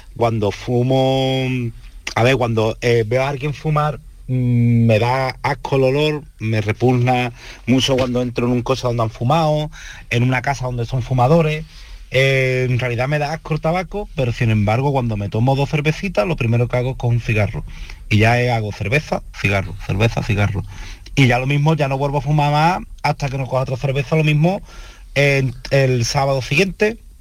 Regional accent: El Puerto de Santa María, Andalusia, Spain; soy del puerto de Santa María.

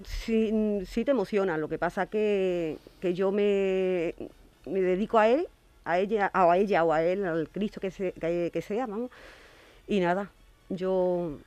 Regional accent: Valencina de la Concepción, Andalusia, Spain; Valencina, que es mi pueblo

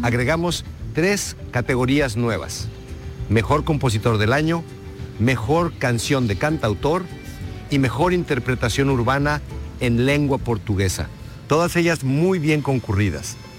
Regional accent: Jerez de la Frontera, Andalusia, Spain; en el sur de Andalucía, en Jerez de la Frontera, que es mi tierra

